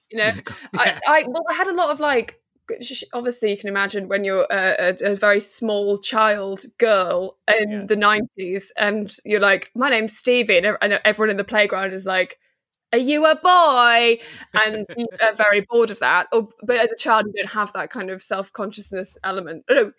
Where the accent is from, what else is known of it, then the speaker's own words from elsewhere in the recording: North West England, United Kingdom; also born or lived in Liverpool; No, grew up in northwest Cheshire.